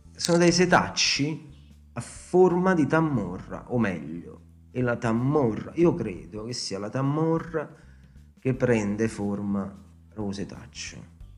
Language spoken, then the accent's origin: Italian; Italy; io sono cresciuto e pasciuto a Casella in Vitteri, e come a tutti i caseddesi